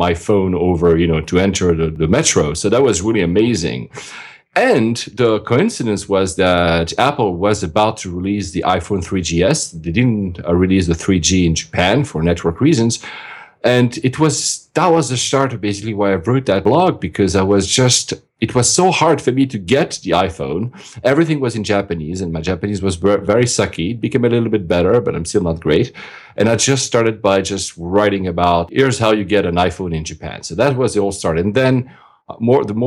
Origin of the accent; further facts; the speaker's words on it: Geneva, Switzerland; I was born and raised in Switzerland, in Geneva.